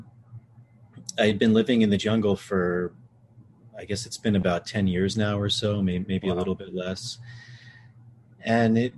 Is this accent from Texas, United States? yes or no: no; D.C. area, Virginia, United States; I grew up in Virginia, outside of the Washington, D.C. area